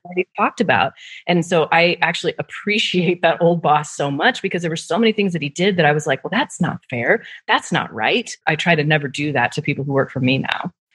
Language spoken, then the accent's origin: English; Nebraska, United States; moved away; also born or lived in Netherlands; I'm from Nebraska, so I was at the PayPal in Omaha, Nebraska.